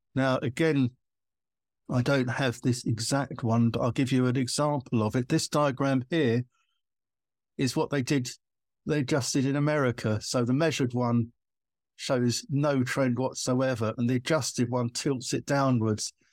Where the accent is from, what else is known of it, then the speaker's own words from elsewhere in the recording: United Kingdom; I'm British